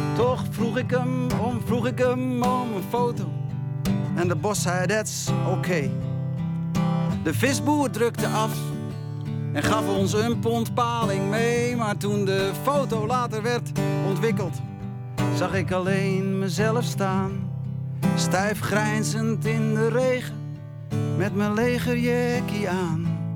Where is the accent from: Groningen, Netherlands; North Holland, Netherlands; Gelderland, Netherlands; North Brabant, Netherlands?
North Holland, Netherlands; Bergen; dorpje Bergen... waar ik ben geboren en opgegroeid.